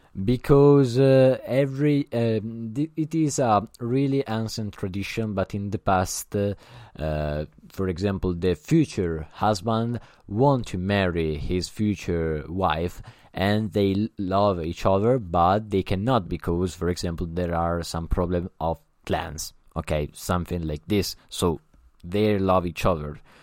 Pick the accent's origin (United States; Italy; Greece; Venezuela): Italy; English is a second language; I'm not an English, uh, speaker. I'm Italian